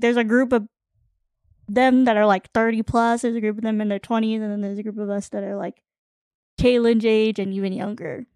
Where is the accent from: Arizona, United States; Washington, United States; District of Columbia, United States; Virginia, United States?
Arizona, United States; also born or lived in Guam; I grew up in Arizona, like, away from my family